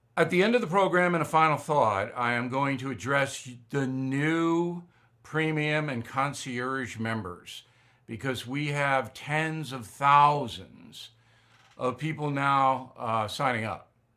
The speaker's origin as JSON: {"language": "English", "country": "United States", "said": "As an American"}